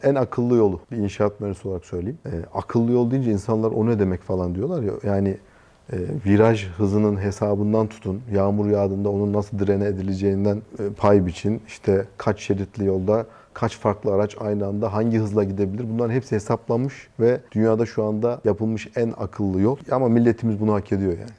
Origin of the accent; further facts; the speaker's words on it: Konya, Turkey; also born or lived in Istanbul / Taşkent, Konya; Ben Konya'da doğdum. Konya'da büyüdüm. Liseyi Konya'da okudum.